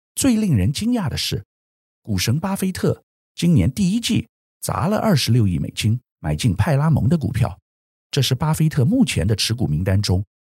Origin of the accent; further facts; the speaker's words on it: Taiwan; 作为台湾人